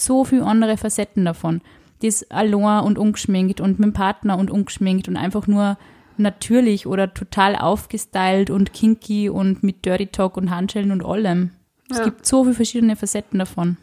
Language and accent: German; Upper Austria, Austria; Also ich bin aus Oberösterreich